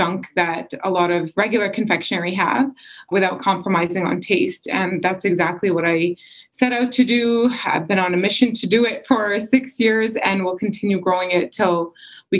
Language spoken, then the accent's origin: English; Canada; I grew up here. I had the mixture of both cultures, you know, Egyptian culture as well as Canadian culture